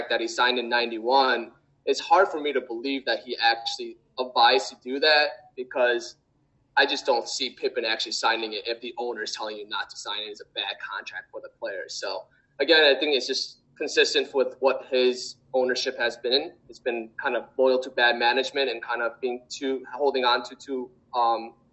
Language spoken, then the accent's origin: English; Chicago, Illinois, United States; growing up in Chicago